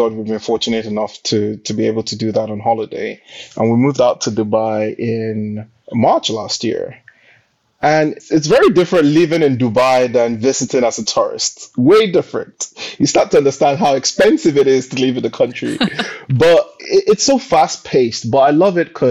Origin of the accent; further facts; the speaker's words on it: Nigeria; moved away as an adult; now in United Kingdom; born and bred in Nigeria. I went to primary school, college, university in Nigeria, and then came to the UK for my master's